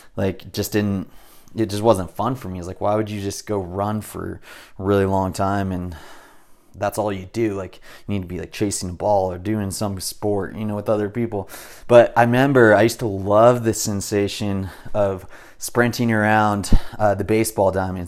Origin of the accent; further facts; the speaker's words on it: Southern California, United States; I was raised in SoCal